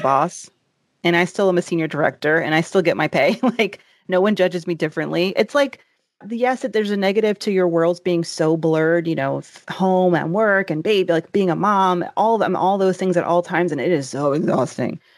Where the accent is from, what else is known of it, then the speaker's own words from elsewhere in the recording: the South, United States; I grew up in the South